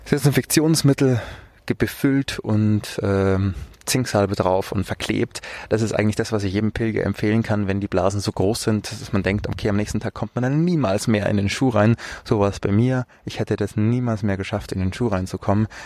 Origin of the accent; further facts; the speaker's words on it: Munich, Bavaria, Germany; Ich bin ja auch aus München.